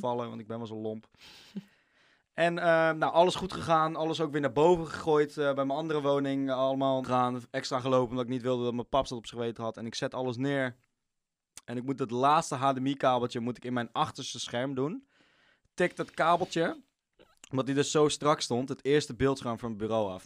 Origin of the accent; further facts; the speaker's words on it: Amsterdam, North Holland, Netherlands; accent: plat Amsterdams; dan ga ik heel plat Amsterdam praten